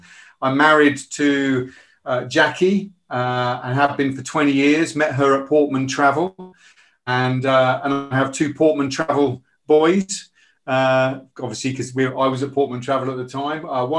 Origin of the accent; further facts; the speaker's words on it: Bridgend, Wales, United Kingdom; born there; But I was born in Wales. I was born in Bridgend, and I've always identified with being Welsh, especially when it comes to the rugby.